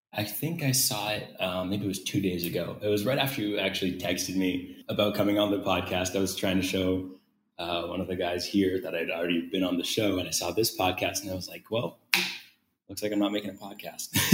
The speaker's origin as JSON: {"language": "English", "country": "United States", "moved": "yes", "lives_now": "Brazil", "said": "being American"}